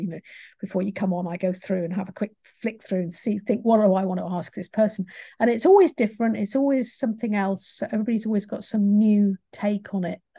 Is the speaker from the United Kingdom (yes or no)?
yes; England, United Kingdom; I'm English